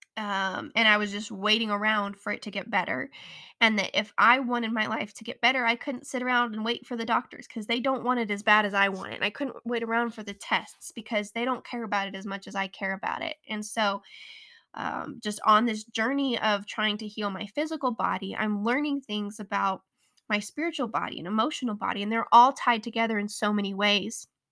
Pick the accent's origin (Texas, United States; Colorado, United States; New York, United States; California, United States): Colorado, United States; born or raised there